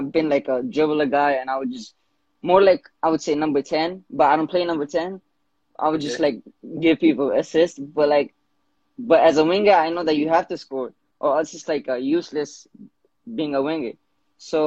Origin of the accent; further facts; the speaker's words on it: New York City, New York, United States; My age is 19, and I'm from New York City.